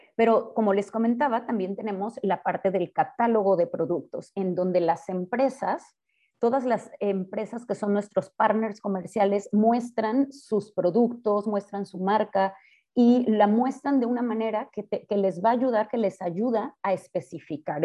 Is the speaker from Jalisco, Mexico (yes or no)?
yes; Guadalajara, Jalisco, Mexico; yo soy de Guadalajara, yo estudié acá en el ITESO